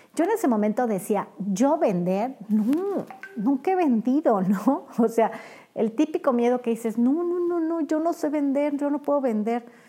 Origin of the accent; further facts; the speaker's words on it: Mexico; como buenos mexicanos